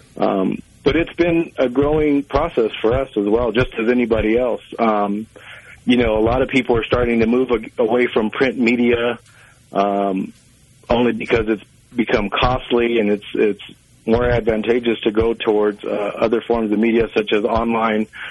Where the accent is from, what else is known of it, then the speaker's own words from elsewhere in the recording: Santo Domingo Pueblo, New Mexico, United States; I'm from Santo Domingo, Pueblo